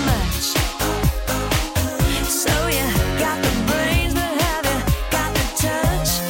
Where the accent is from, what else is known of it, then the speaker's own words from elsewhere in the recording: Canada; Ich bin ja in Kanada aufgewachsen. Wir haben immer in kleinen Städten gewohnt.